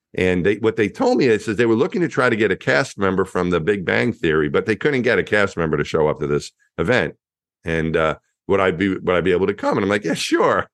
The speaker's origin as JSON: {"language": "English", "town": "Franklin Square", "region": "New York", "country": "United States", "tie": "born or raised there", "also_born_or_lived": "Texas", "moved": "as an adult", "said": "I grew up in Franklin Square, Long Island, a neighborhood just outside of the New York City border in, in Long Island."}